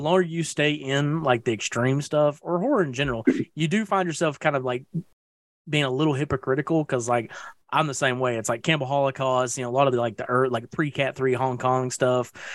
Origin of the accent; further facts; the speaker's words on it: East Tennessee, United States; I am a man from East Tennessee